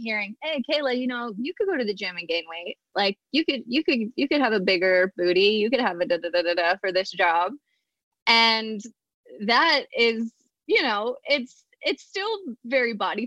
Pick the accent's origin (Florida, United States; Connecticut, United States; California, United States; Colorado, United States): Colorado, United States; moved away as an adult; I was fresh from Colorado